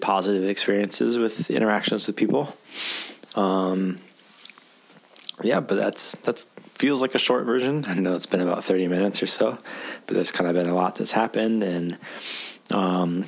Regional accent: Michigan, United States; moved away as an adult; now in Japan; Michigan, actually, my home state

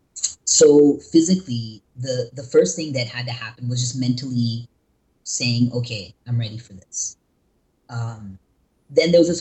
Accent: North Carolina, United States; also born or lived in California; now in Los Angeles, United States; I was born and raised in North Carolina, but I'm actually based in California

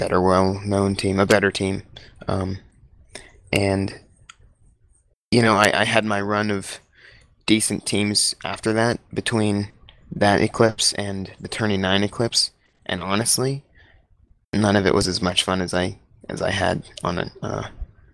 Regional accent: United States; I'm from the United States of America.

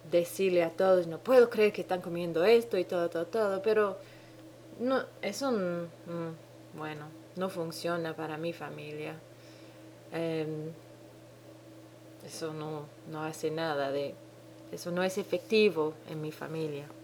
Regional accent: Dominican Republic; now in New Zealand; Mi acento rarísimo, Hace 10 años que no oigo ningún dominicano hablar.

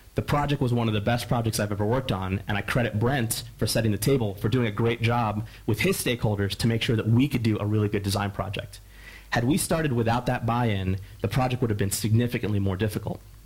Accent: Philadelphia, Pennsylvania, United States; I'm from Philadelphia

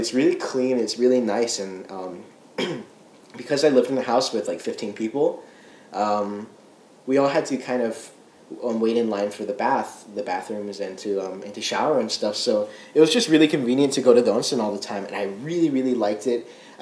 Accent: United States; as an American, as a Japanese American

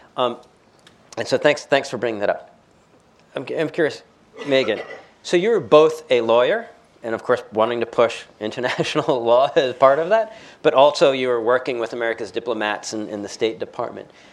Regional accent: United States; as an American

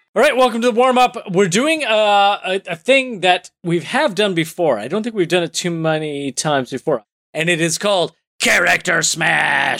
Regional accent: Canada; being Canadian

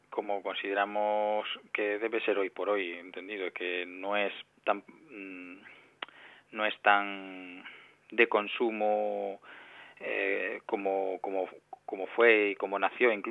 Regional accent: Galicia, Spain; Para nada, somos los, tres, los tres somos gallegos

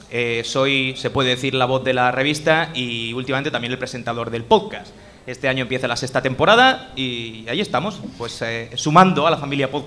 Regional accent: Elche, Valencian Community, Spain; yo soy de Elche

